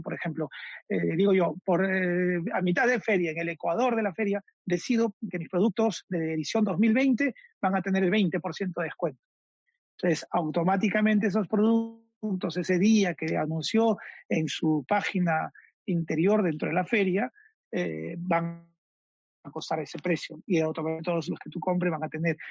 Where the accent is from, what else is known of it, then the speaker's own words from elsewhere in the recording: Peru; como peruanos